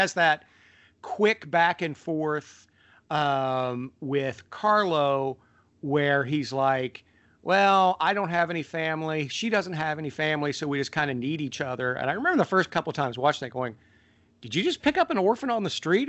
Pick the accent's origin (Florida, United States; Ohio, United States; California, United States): Ohio, United States; moved away as an adult; also born or lived in Los Angeles; growing up in Ohio